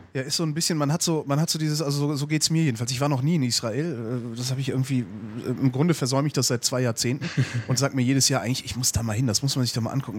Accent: Germany; hier bei uns in Deutschland

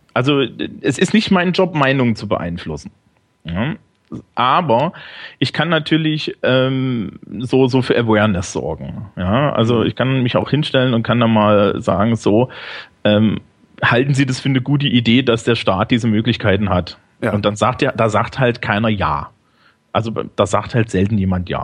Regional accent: Thuringia, Germany; now in Bavaria, Germany; Also ich bin eigentlich aus Thüringen.

